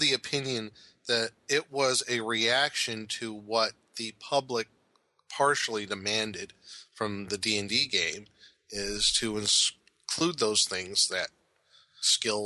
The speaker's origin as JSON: {"language": "English", "town": "Omaha", "region": "Nebraska", "country": "United States", "tie": "born or raised there", "said": "the area where I grew up in Omaha"}